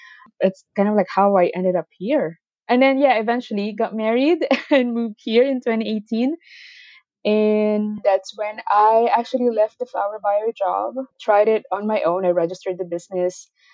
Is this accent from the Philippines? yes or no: yes; Philippines; moved away as an adult; now in Canada; I moved here from the Philippines, and I actually have a degree in nutrition and dietetics, and that was the goal in moving to Canada.